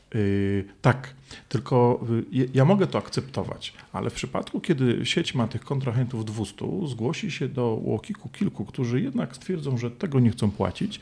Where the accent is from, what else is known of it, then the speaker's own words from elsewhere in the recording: Poland; ja z Polski